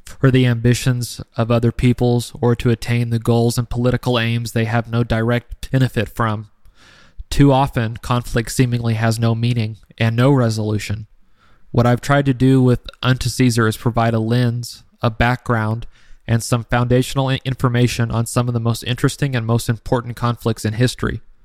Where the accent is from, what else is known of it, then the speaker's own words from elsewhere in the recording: United States; as an American, I see the United States from a different perspective than those who live elsewhere in the world.